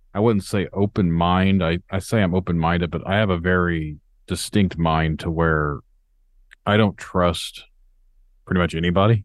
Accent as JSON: {"language": "English", "region": "Indiana", "country": "United States", "said": "I'm from Indiana"}